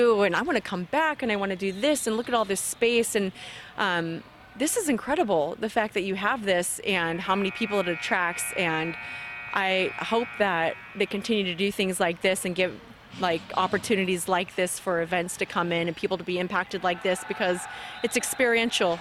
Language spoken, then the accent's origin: English; California, United States; I'm from California